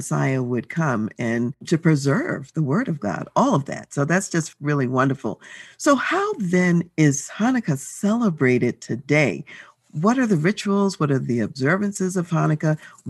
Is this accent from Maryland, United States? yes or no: yes; Baltimore, Maryland, United States; I grew up in Baltimore in a Jewish community and I went to Jewish schools.